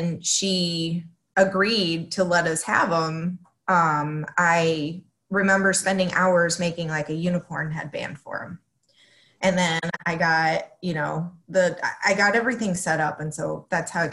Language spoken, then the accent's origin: English; Florida, United States; English is a second language; moved away as an adult; also born or lived in Mexico City, Mexico; now in Rockford, United States; originally I was born in Mexico City and then I moved the United States with my mom when I was 9. Okay. And I moved to Florida. So I grew up in Florida my whole entire life.